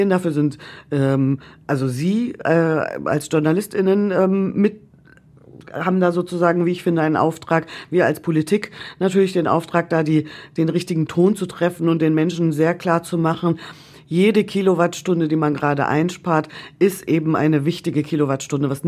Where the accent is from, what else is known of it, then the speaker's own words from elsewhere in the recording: North Rhine-Westphalia, Germany; ich komme aus Ostwestfalen, da ist man dafür bekannt, besonders sparsam zu sein.